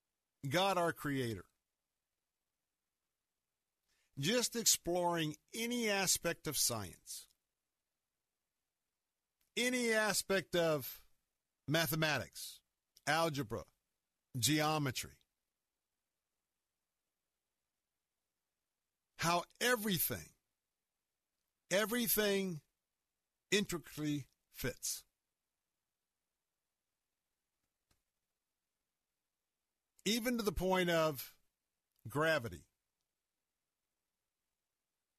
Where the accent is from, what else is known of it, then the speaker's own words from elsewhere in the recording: Florida, United States; I'm born and raised in Florida.